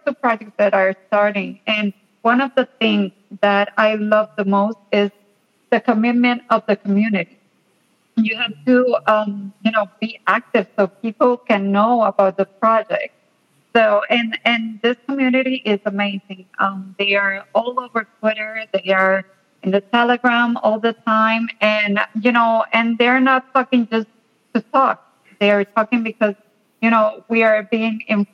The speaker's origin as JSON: {"language": "English", "country": "Puerto Rico", "said": "I'm from Puerto Rico"}